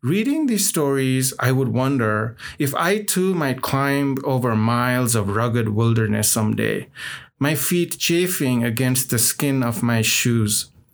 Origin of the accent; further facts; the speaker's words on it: Nepal; moved away as an adult; now in Salt Lake City, United States; I grew up in Nepal, and oftentimes when people find out that I'm from Nepal